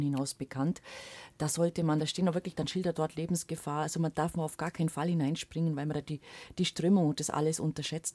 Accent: Allgäu, Bavaria, Germany; bei uns im Allgäu

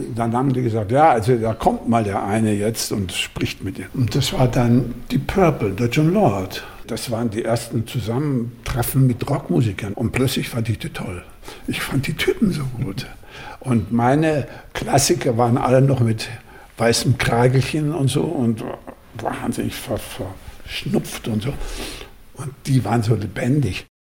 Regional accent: Germany; wir kommen hier als Deutsche

